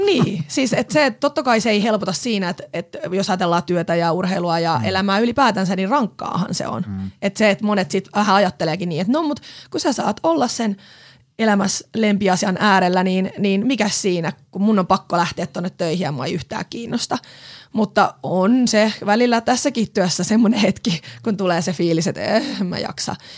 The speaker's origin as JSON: {"language": "Finnish", "town": "Pori", "region": "Satakunta", "country": "Finland", "also_born_or_lived": "Helsinki capital region", "moved": "as an adult", "lives_now": "Vantaa, Finland", "said": "mä oon porilainen, porilaistaustainen nainen, mutta oon asunut täällä pääkaupunkiseudulla nyt sit jo yli 10 vuotta"}